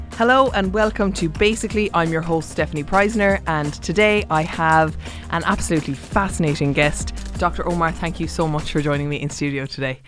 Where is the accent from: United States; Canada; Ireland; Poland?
Ireland; Cork, Munster; I was raised in Cork